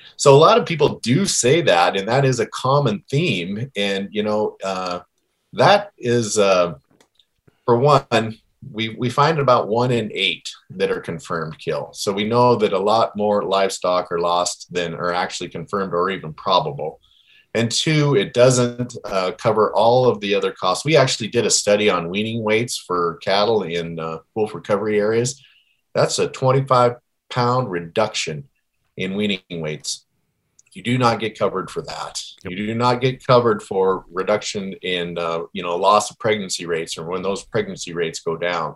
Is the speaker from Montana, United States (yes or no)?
yes; Stanford, Montana, United States; my hometown area of Stanford